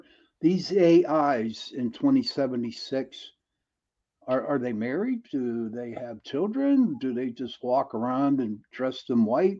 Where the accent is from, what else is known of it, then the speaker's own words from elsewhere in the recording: Pittsburgh, Pennsylvania, United States; I am from Pittsburgh, Pennsylvania, and we do have a different dialect than everybody else.